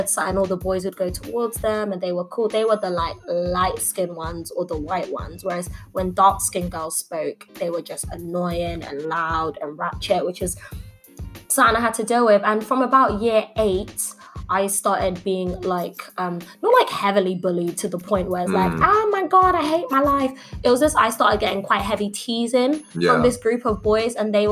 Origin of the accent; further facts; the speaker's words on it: London, United Kingdom; I grew up in Dulwich. It's a lovely area. I love where I'm from.